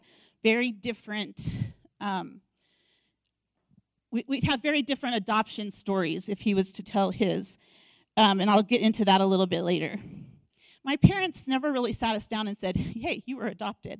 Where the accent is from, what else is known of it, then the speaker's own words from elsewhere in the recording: Denver, Colorado, United States; I grew up in Denver, and that's where my parents adopted me